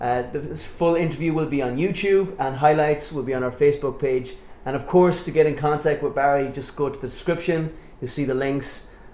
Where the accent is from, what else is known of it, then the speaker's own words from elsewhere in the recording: Ireland; now in Philippines; I'm Irish